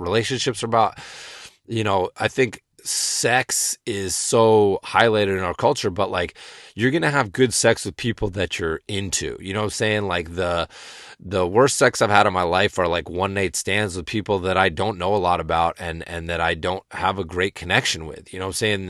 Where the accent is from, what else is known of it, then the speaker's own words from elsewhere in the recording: rural Western Massachusetts, United States; from rural Western Massachusetts, you know what I'm saying? Growing up in the woods.